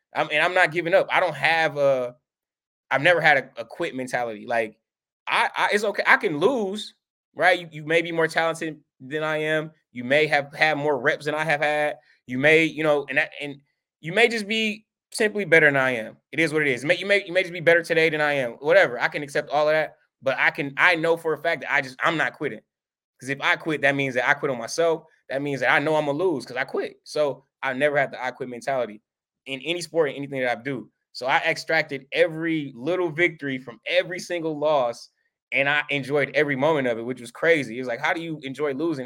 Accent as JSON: {"language": "English", "town": "Milwaukee", "region": "Wisconsin", "country": "United States", "tie": "born or raised there", "said": "we moved to Milwaukee when I was a kid, like, five years old, and we grew up, I grew up on the east side of Milwaukee"}